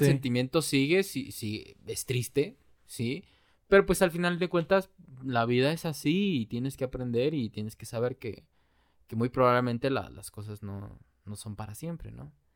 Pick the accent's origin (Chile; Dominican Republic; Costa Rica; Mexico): Mexico; como buenos mexicanos